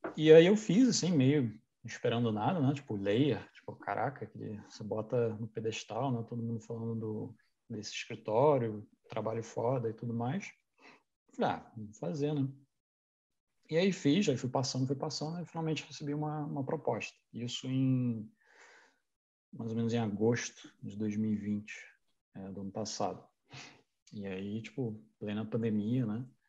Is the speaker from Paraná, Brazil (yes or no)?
no; Petrópolis, Rio de Janeiro, Brazil; moved away; also born or lived in Niterói; Eu cresci em Petrópolis